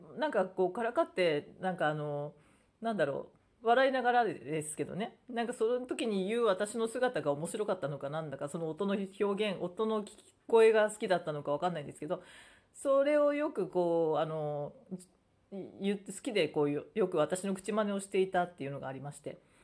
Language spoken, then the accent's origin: Japanese; Japan; first language Japanese; もともとね生まれ育ったのが日本で日本人ですから